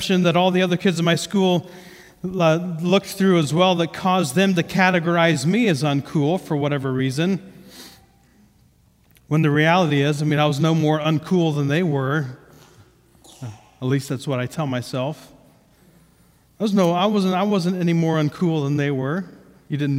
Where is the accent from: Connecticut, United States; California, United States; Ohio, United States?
Ohio, United States; first language English; I grew up in Ohio